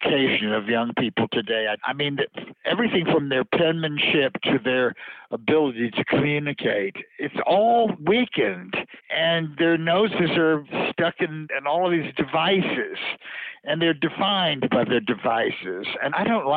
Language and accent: English; Louisiana, United States; now in New York, United States; growing up in Louisiana, that's the kind of food you're exposed to. And then when I came to New York